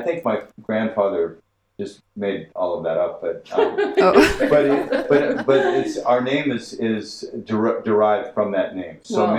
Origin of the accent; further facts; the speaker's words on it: Los Angeles, California, United States; I was raised in Los Feliz.